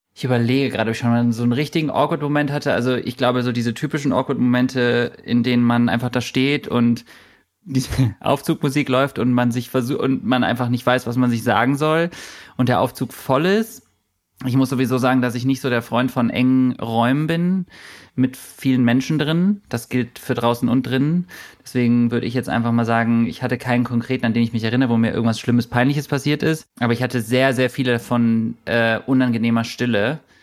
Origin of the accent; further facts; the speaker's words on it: Germany; ich komme aus Deutschland, aber ich fühle mich irgendwie nicht deutsch.